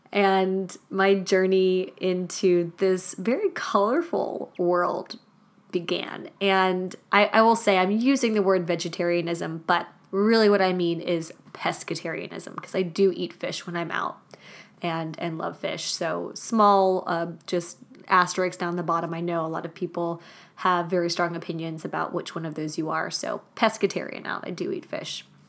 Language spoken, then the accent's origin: English; Germany; moved away; also born or lived in Madrid, Spain; Growing up in Germany meant that meat and potatoes was a basic foundation for most of my meals